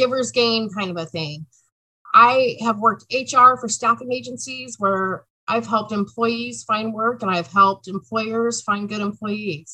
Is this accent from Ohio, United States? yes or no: no; Southern California, United States; moved away as an adult; now in Oregon, United States; I was born and raised in Southern California, but have been in Oregon